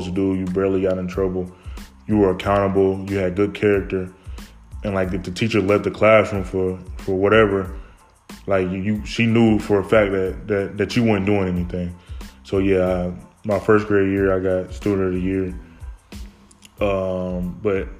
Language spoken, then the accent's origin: English; Fort Wayne, Indiana, United States; I grew up in Fort Wayne, Indiana, born in 98